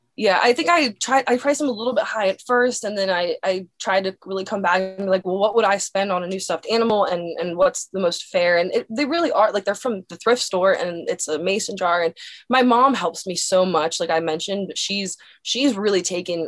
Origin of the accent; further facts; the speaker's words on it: Dillsburg, Pennsylvania, United States; My hometown is called Dillsburg, Pennsylvania